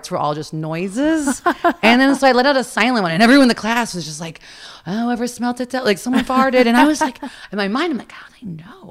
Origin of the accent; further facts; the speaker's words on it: Florida, United States; also born or lived in Cleveland, Ohio; I moved here when I was 7. I moved to Florida when I was 7